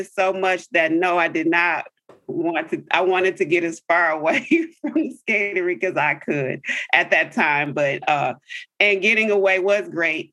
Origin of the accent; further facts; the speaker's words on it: River Rouge, Michigan, United States; I grew up in Michigan, in a city called River Rouge. It's a southern suburb of Detroit.